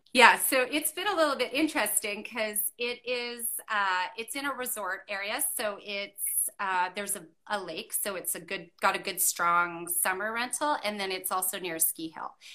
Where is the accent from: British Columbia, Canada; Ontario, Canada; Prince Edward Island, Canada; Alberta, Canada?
British Columbia, Canada; Okanagan Valley; moved away; where I grew up in the Okanagan Valley